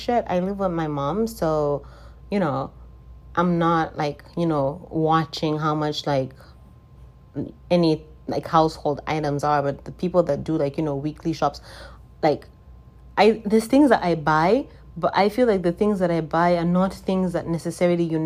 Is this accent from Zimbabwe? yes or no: yes; Zimbabwe; moved away; I'm from Zimbabwe, if this is your first time listening, I'm from Zimbabwe.